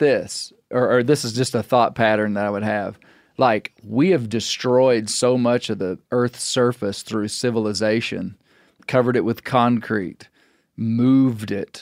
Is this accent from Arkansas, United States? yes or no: yes; Western Arkansas, United States; I'm from Western Arkansas